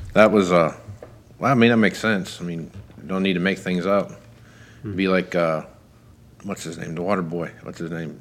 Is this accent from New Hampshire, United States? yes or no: no; Kansas, United States; I'm from Kansas